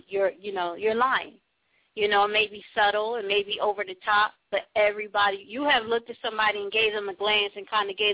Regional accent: Trenton, New Jersey, United States; I was born in Trenton

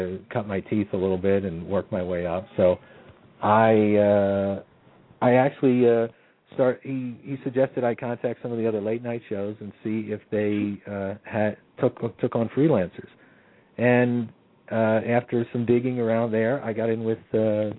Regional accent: Warminster, Pennsylvania, United States; also born or lived in Philadelphia, Pennsylvania; I was from Warminster, Pennsylvania

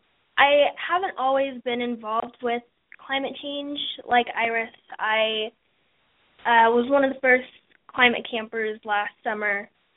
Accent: Indianapolis, Indiana, United States; I am 14 and from Indianapolis.

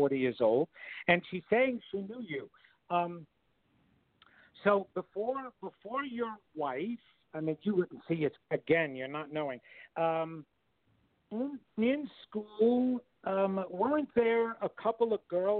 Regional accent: Levittown, New York, United States; I was raised in Levittown, Long Island

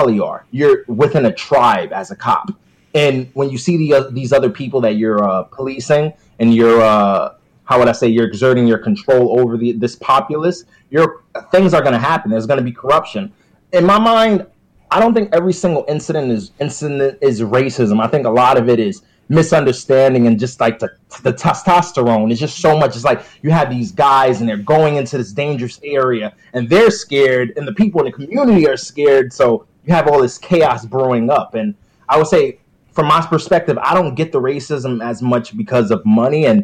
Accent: New York City, New York, United States; I grew up in the Bronx, New York

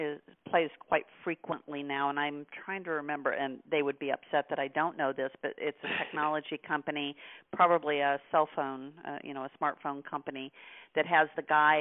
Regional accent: Midwest, United States; I grew up in the Midwest

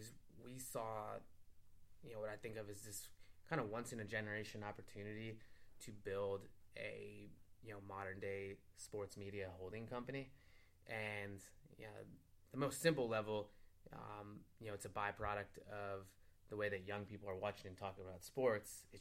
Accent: Cleveland, Ohio, United States; moved away as an adult; me being the proud Clevelander that I am

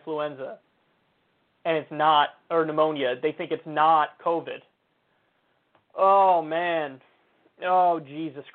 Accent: United States; I'm as American as it gets.

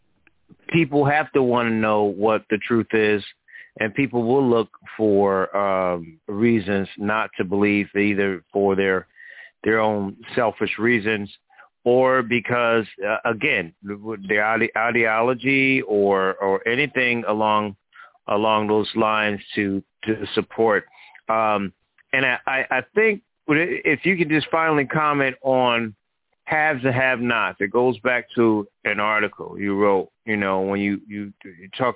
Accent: New Haven, Connecticut, United States; my hometown of New Haven

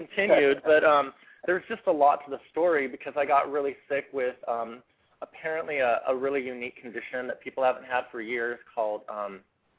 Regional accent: Spokane, Washington, United States; also born or lived in Seattle, Washington; now in Portland, United States; I was raised in Spokane, Washington. That was my home for homes, and I moved to Seattle about 9 years ago

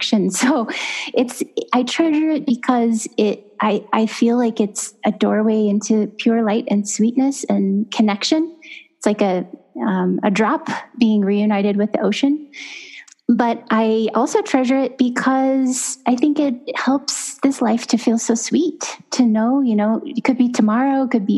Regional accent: Los Banos, California, United States; in my hometown of Las Banas, California, my family has owned a funeral chapel

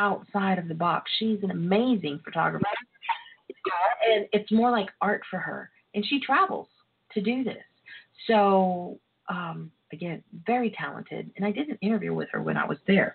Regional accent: Texas, United States; I am from Texas

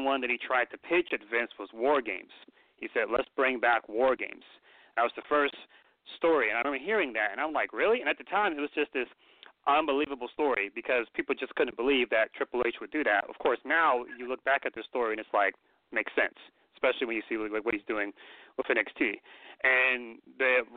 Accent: Atlanta, Georgia, United States; as a wrestling fan that grew up in the South, I grew up in Atlanta

